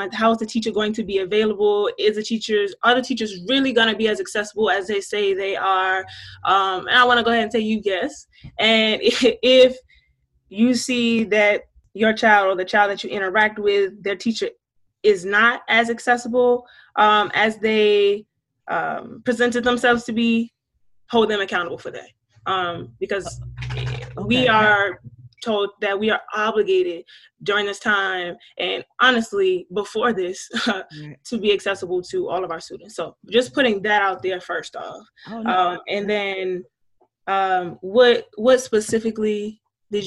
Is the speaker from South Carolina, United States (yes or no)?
yes; Georgetown, South Carolina, United States; I am from Georgetown, South Carolina. So I'm a Black woman from the South